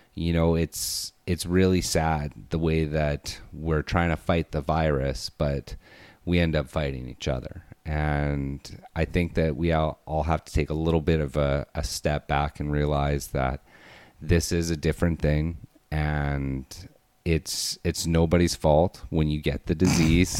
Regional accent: Alberta, Canada; I'm from Alberta

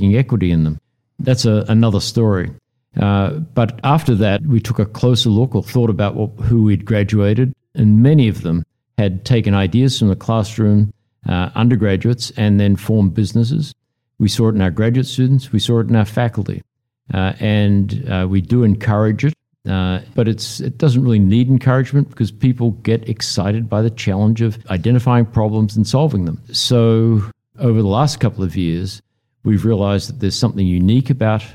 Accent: Melbourne, Victoria, Australia; moved away as an adult; also born or lived in Pennsylvania, United States; now in United States; about four generations Australian, born and raised in Melbourne, went to Monash University.

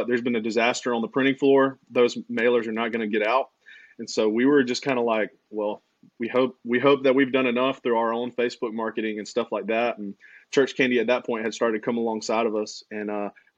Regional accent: Aiken, South Carolina, United States; now in Lexington, United States; So we're from Aiken, South Carolina, not near Augusta, Georgia

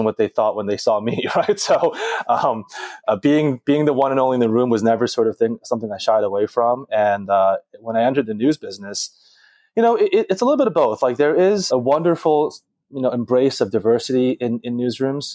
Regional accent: Philadelphia, Pennsylvania, United States; now in New York City, United States; I was born and raised in Philly

